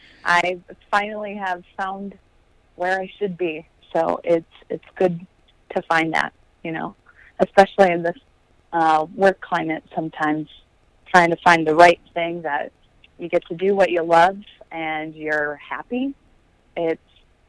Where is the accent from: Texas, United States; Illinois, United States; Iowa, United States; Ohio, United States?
Illinois, United States; Moline; Moline, Illinois.